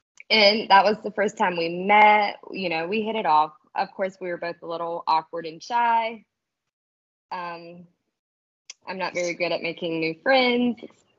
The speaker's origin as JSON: {"language": "English", "region": "North Carolina", "country": "United States", "also_born_or_lived": "Georgia", "moved": "as an adult", "lives_now": "South Georgia, United States", "said": "I'm from North Carolina. About 3 years ago, we moved to Georgia."}